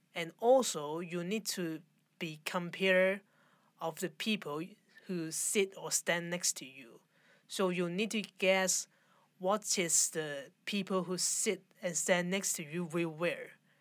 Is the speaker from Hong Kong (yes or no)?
yes; Hong Kong; I'm from Hong Kong